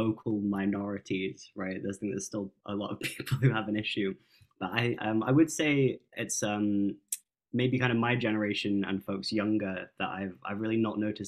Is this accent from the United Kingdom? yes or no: yes; England, United Kingdom; moved away as an adult; also born or lived in Glasgow, Scotland; now in Edinburgh, United Kingdom; I moved to Scotland 8 years ago, so I'm from England originally